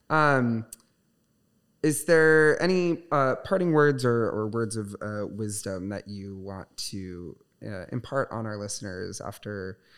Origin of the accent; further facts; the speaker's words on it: Michigan, United States; because I moved here from Southwest Michigan, which is very small, very conservative.